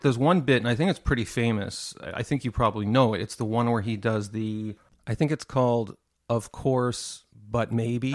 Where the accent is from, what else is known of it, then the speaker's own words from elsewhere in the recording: Montreal, Quebec, Canada; I grew up in Montreal